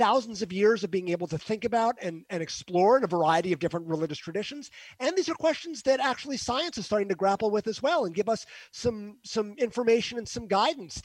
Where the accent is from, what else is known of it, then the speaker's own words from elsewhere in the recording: Northeast, United States; I'm from the Northeast. So in the Northeast, I live in an echo chamber.